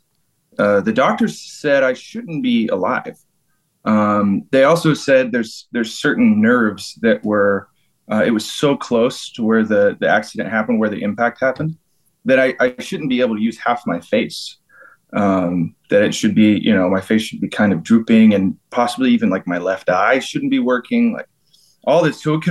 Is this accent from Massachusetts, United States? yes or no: no; Georgia, United States; I'm from Georgia in the United States